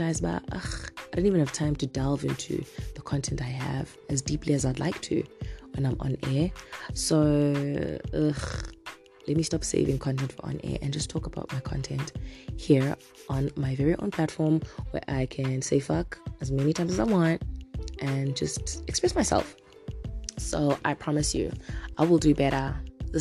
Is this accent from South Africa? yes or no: yes; South Africa; now in Zimbabwe; I'm South African